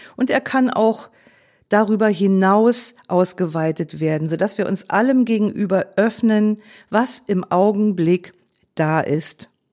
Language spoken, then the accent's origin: German; Germany; als Deutsche sind wir